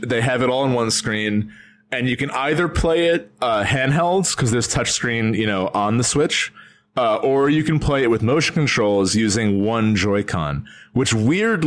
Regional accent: northern New Jersey, United States; we're both from Jersey. Like we're both from northern New Jersey. So like we grew up like in and out of New York

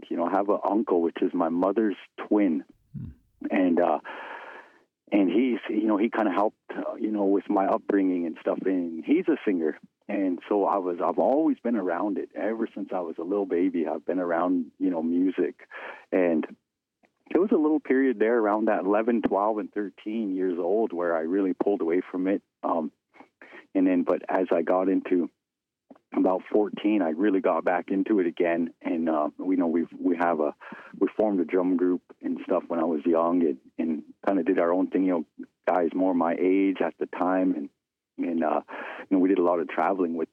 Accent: Fort Belknap, Montana, United States; moved away as an adult; now in Fort Peck Indian Reservation, United States; I come from Fort Belknap, Montana, is where I'm enrolled, and I grew up there in Fort Belknap

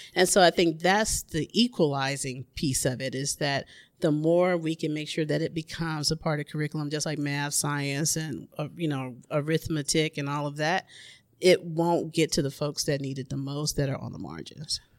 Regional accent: Memphis, Tennessee, United States; now in Oakland, United States; my hometown. which is Memphis, Tennessee

